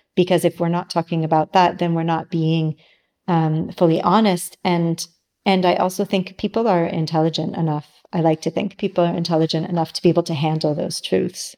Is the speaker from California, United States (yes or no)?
yes; San Diego, California, United States; moved away as an adult; also born or lived in New York / Milan; now in Sardinia, Italy; I grew up in San Diego and I lived in New York my whole adult, adult life until I moved to Milan with Ivano